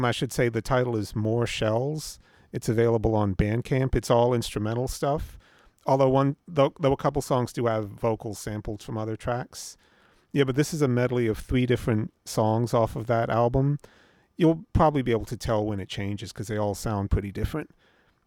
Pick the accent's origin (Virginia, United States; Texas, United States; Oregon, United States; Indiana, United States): Virginia, United States; Norfolk; moved away; also born or lived in California; I grew up in Norfolk, Virginia